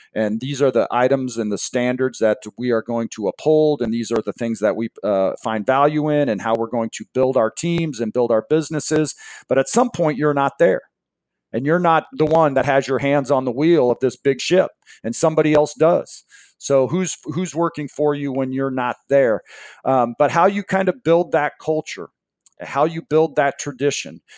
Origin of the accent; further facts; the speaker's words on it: Seattle, Washington, United States; I grew up in Seattle